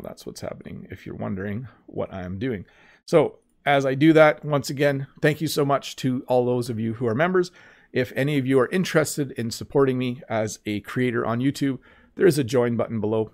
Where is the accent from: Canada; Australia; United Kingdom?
Canada; I'm Canadian.